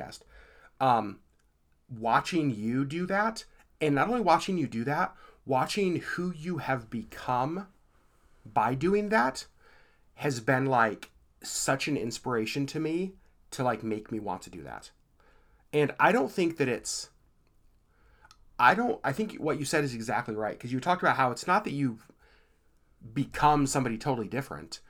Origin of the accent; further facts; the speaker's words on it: Anchorage, Alaska, United States; I was raised here in Anchorage